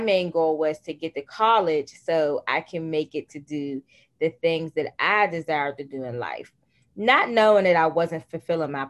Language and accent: English; Pittsburgh, Pennsylvania, United States; I am from Pittsburgh, Pennsylvania. I was born and raised in one of the poorest communities in Pittsburgh, Pennsylvania